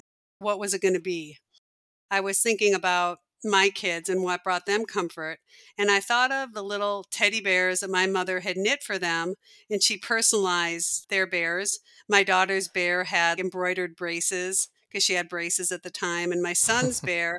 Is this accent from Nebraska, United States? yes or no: yes; Omaha, Nebraska, United States; also born or lived in Seattle; now in Minneapolis, United States; I was born in Minneapolis and spent a good part of my childhood in Omaha, of all places, Omaha, Nebraska.